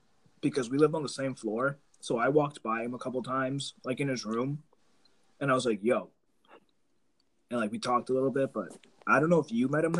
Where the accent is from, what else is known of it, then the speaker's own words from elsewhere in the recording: Maine, United States; also born or lived in New Jersey; I was born in Jersey, actually, when my family came here after a minute. So I was born in Jersey. We moved to Maine when I was like maybe 2 or 3 years old. And I've pretty much been here ever since.